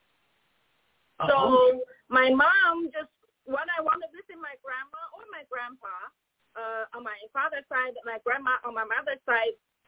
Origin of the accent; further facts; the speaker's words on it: northern China, China; moved away; I grew up in the North China.